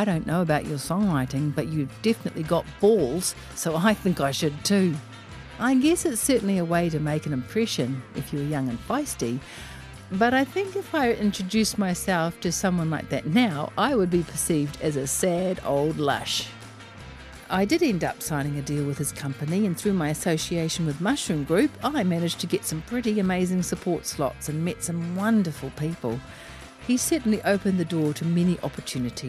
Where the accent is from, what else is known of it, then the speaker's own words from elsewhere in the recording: Auckland, New Zealand; I am from West Auckland